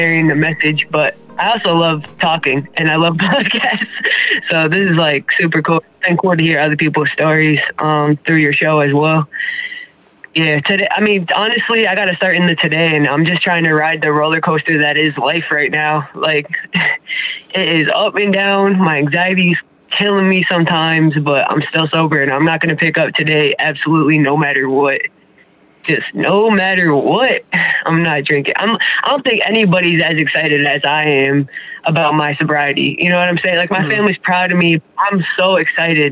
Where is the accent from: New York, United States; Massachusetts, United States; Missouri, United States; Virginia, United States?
Massachusetts, United States; Springfield; I'm from Springfield, Massachusetts.